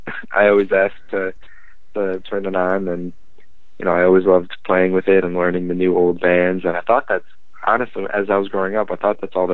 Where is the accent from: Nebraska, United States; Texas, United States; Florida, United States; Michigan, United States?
Michigan, United States; Frankenmuth; we're from Frankenmuth, Michigan.